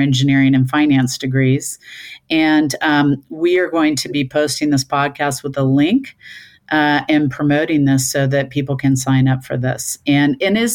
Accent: Kansas City, Missouri, United States; moved away as an adult; I'm back living part-time in Kansas City, my hometown where I grew up after 40 years

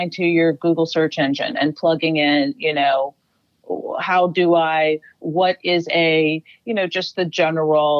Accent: Chicago, Illinois, United States; Chicago, Illinois, Northside, Lincoln Park neighborhood.

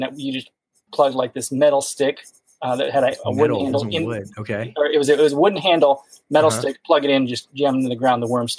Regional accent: Midwest, United States; moved away as an adult; now in North Carolina, United States; I grew up in the Midwest, came down North Carolina way to be closer to family

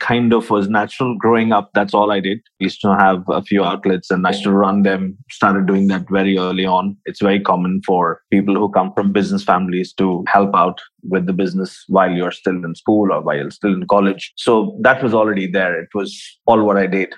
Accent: Visakhapatnam, Andhra Pradesh, India; moved away as an adult; also born or lived in Pune, India; now in Dubai, United Arab Emirates; Originally, I'm from India. Born and brought up in a small town down south called Vishakhapatnam

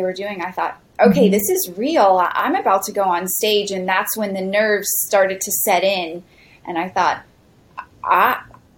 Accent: Osceola County, Florida, United States; I've grown up in Osceola County since I was 2 years old, and Osceola County neighbors Orange County, where Disney is located

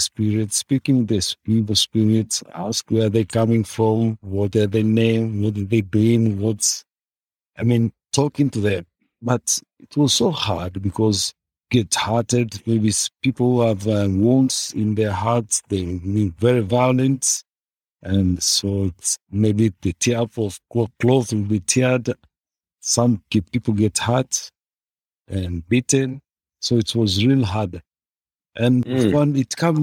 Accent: Tanzania; I am from Tanzania

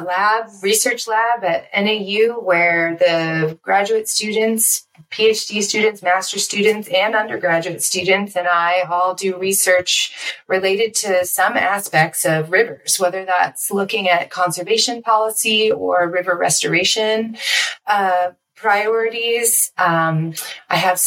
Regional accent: Florida, United States; now in Flagstaff, United States; I grew up in Florida on an island and a lake surrounded by rivers

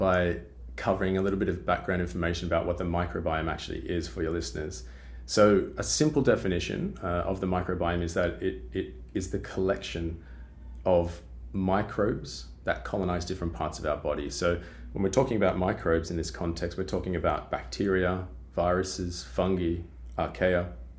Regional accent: Australia; As you can probably already tell from my accent, I'm originally from Australia.

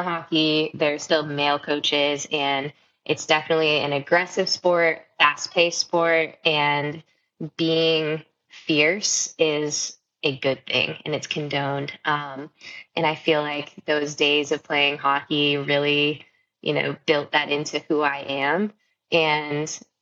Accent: Marysville, Michigan, United States; moved away; I grew up in Michigan, in around Marysville, Michigan.

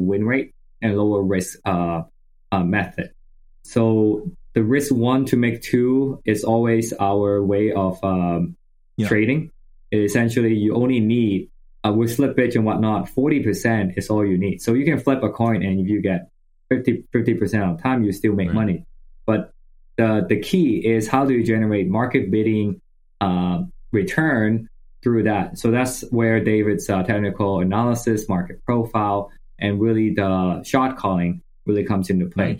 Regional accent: Hong Kong; moved away as an adult; also born or lived in United States; I grew up in Hong Kong. I went to high school, did all that there

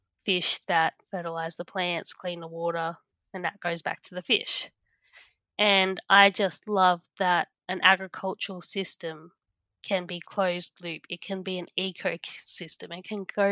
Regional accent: Central Coast, New South Wales, Australia; moved away as an adult; also born or lived in Toowoomba; I'm from the Central Coast, New South Wales, definitely not farming

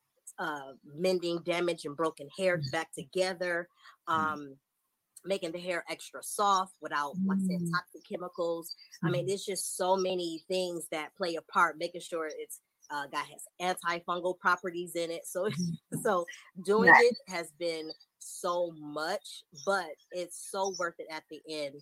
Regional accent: Detroit, Michigan, United States; moved away as an adult; also born or lived in Charlotte, North Carolina; now in San Antonio, United States; So I am originally from Detroit, Michigan. I relocated to Charlotte where I went to cosmetology school. And then from there, we relocated to Texas. So I'm currently located in San Antonio, Texas

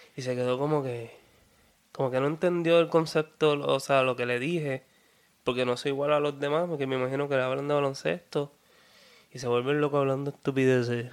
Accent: Peñuelas, Puerto Rico; also born or lived in Ponce; soy de Peñuelas, para seguir, soy de Peñuelas. Y sí, del sur de Puerto Rico

